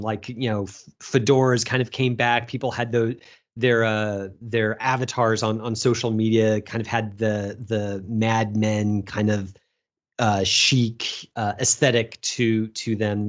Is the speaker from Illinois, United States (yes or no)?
yes; Chicago, Illinois, United States; as a Chicagoan